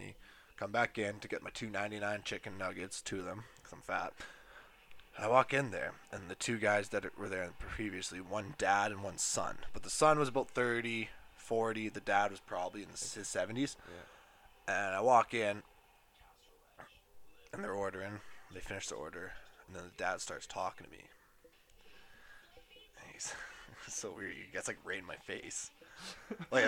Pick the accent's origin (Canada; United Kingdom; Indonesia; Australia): Canada; Edmonton, Alberta; I'm from Edmonton, so I work at a golf course there